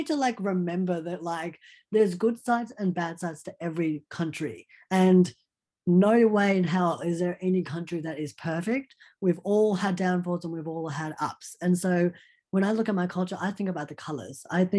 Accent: India; born there; I'm not trying to be Indian anything. I am Indian. I was born in India. I am from the motherland.

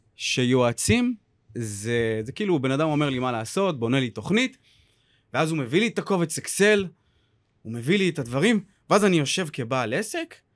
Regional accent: Or Akiva, Haifa District, Israel; now in Tel Aviv, Israel; במקור אני מאור עקיבא. הרבה אנשים לא יודעים שאני גם, אה, מגיע מהצפון, מפריפריה. אה, והיום אני גר בתל אביב

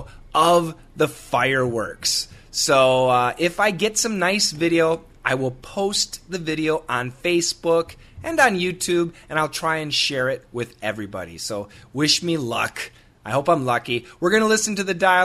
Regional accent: United States; I am American

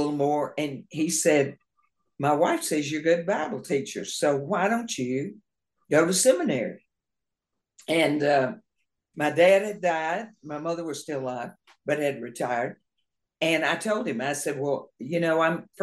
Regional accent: Brownsville, Tennessee, United States; moved away as an adult; also born or lived in Oxford, Mississippi; now in Memphis, United States; I'm from Brownsville, Tennessee, originally

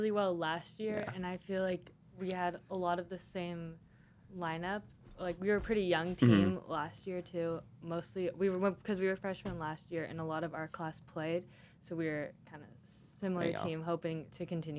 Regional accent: Bay Area, California, United States; I'm from the Bay Area

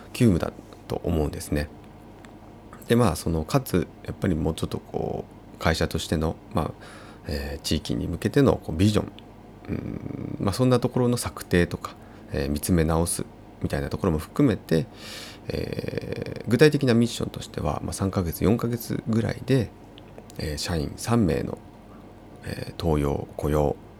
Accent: Uonuma, Niigata, Japan; moved away; 魚沼市私の出身が魚沼市なので

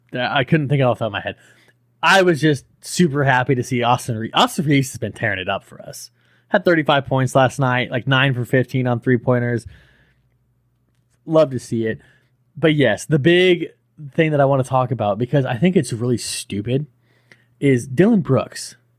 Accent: Cuba; I'm from Cuba. I don't really watch baseball, but I like my country, so I'm going to pay attention.

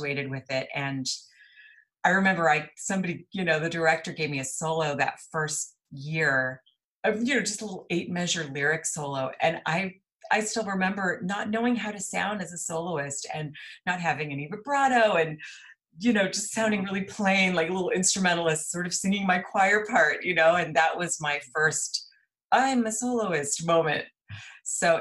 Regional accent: El Paso, Texas, United States; moved away as an adult; now in Dallas, United States; I'm from El Paso, Texas. And I grew up there

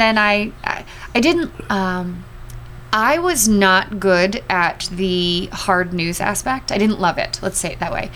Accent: Los Angeles, California, United States; moved away as an adult; also born or lived in San Diego / Southern Arizona / Springfield, Missouri / St. Louis; I grew up in Los Angeles

